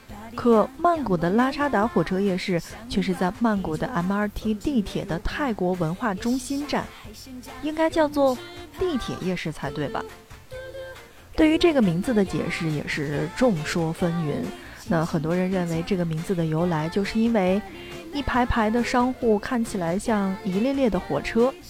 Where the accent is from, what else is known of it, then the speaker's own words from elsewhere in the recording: Inner Mongolia, China; 曼谷人的好客可以说是跟我的家乡哈内蒙有的一拼了。